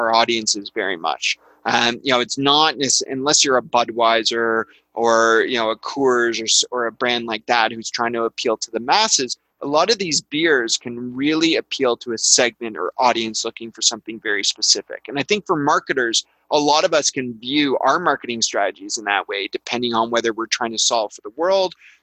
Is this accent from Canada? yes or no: yes; Canada; I'm Canadian